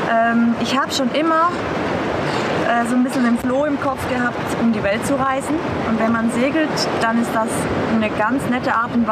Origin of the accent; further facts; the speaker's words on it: Switzerland; ich komme aus der Schweiz